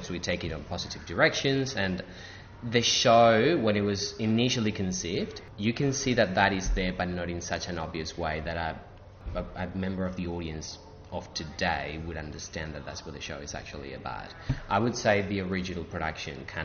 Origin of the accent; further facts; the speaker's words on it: Spain; now in Sydney, Australia; Growing up in Spain